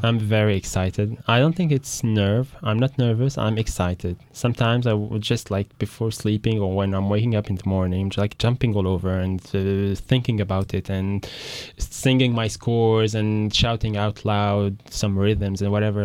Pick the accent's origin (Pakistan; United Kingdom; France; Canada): France; Paris, Île-de-France; I'm raised in France, in Paris